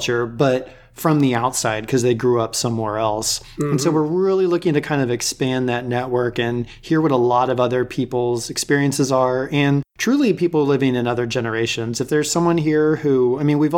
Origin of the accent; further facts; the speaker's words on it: Dayton, Ohio, United States; moved away as an adult; now in Pacific Northwest, United States; I grew up in Ohio, kind of in the Dayton area